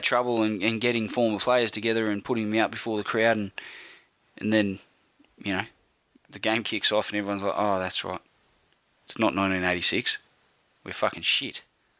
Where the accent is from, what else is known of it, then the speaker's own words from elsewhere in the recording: Campbelltown, New South Wales, Australia; Mate, I came from Campbelltown. Mathematics is not my strong suit, and I can tell you, in Campbelltown, 200 plus 200 equals 867.